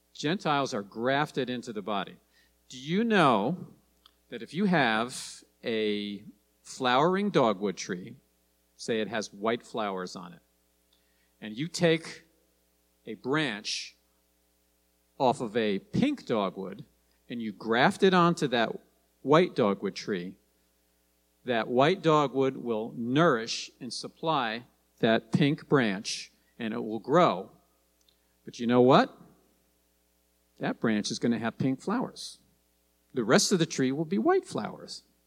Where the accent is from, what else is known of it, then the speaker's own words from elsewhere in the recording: New Jersey, United States; moved away; when I was a kid growing up in New Jersey